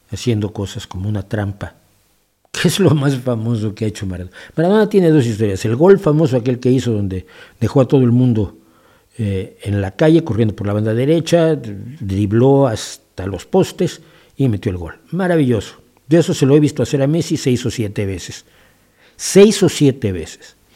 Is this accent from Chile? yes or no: no; Spain; Es una de las ciudades que conforman mi nacionalidad como español, ¿no?